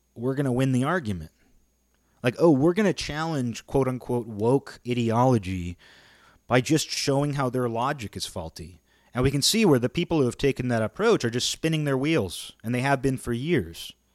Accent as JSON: {"language": "English", "area": "near Seattle", "region": "Washington", "country": "United States", "tie": "born or raised there", "also_born_or_lived": "Olympia, Washington", "said": "I live in Olympia, Washington. I grew up near Seattle."}